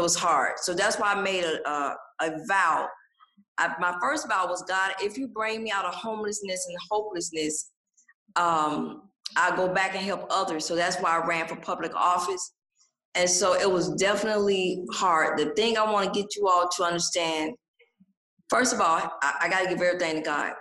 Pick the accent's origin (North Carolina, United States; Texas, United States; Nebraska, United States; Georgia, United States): Georgia, United States; Atlanta; born and raised in Atlanta, Georgia. So this is home for me here in Atlanta.